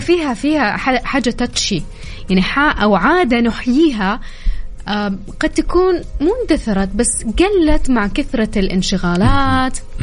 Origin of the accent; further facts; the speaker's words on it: Taif, Makkah Province, Saudi Arabia; انا من مواليد الطايف